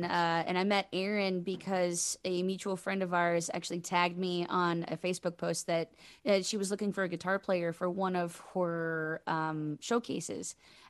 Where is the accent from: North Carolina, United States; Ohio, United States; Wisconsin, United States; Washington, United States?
Ohio, United States; Delaware; also born or lived in Nashville, Tennessee; I grew up in Delaware, which is about 30 minutes north of Columbus.